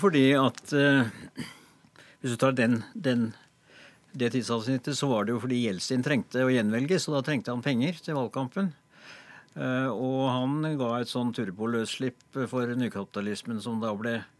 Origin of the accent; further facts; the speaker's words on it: Norway; vi som nordmenn